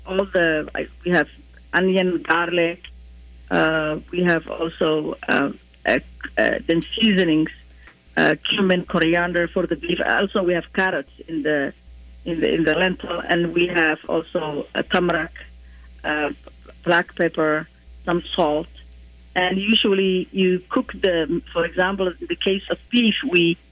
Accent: Somalia; moved away; growing up in Somalia, sambusas are, as you described, savory in our culture

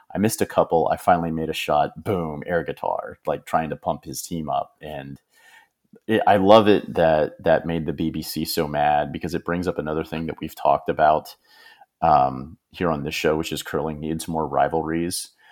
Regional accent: United States; as an American

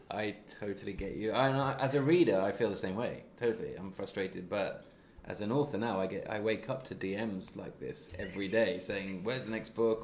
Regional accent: Midlands, United Kingdom; moved away as an adult; now in Sweden; I'm not a London based person, I'm from the Midlands.

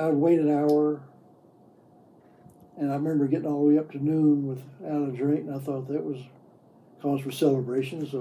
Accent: the South, United States; where I grew up in the South

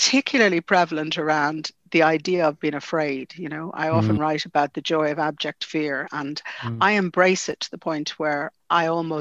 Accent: Dublin, Leinster, Ireland; I grew up in the Phoenix Park, it's very important to me

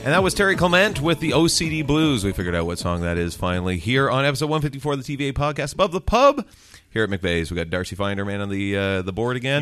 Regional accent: Ontario, Canada; my hometown again in Aqua, Ontario?

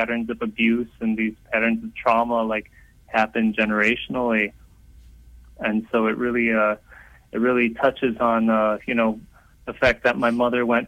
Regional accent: outside of Detroit, Michigan, United States; I grew up outside of Detroit

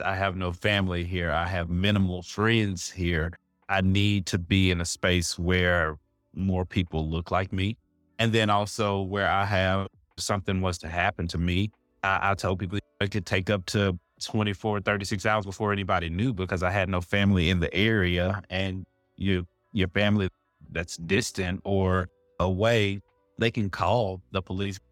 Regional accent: Jackson, Mississippi, United States; also born or lived in Arkansas; now in Charlotte, United States; I'm originally from Jackson, Mississippi, currently living in Charlotte, North Carolina

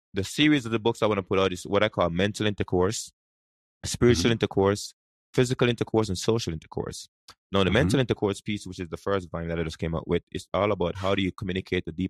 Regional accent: Jamaica; English is a second language; now in United States; I grew up in Jamaica. And, you know, we learn English at school, but we speak something else.

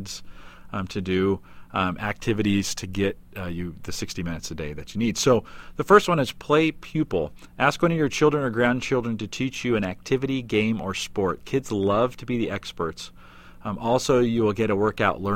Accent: California, United States; I grew up in California

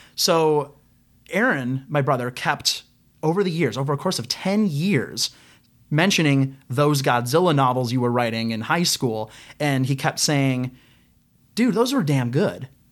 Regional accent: Ohio, United States; I'm a kid from Ohio.

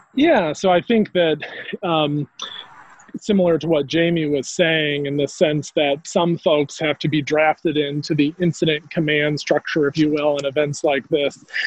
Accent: North Carolina, United States; moved away as an adult; coming back to North Carolina was a bit about coming back to health and also coming back to my home state.

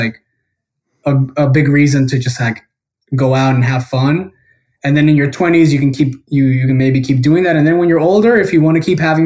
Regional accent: Guatemala; I was born and raised in Guatemala

